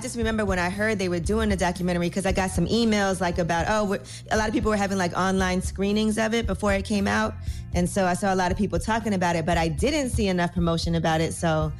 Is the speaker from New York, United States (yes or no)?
yes; Flatbush, New York, United States; I grew up in Flatbush in a black neighborhood and I went to school in Bay Ridge, which is right near Bensonhurst.